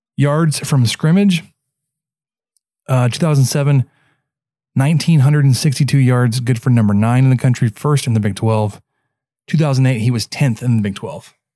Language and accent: English; Dallas, Texas, United States; growing up in Dallas, kind of grew up a Dallas fan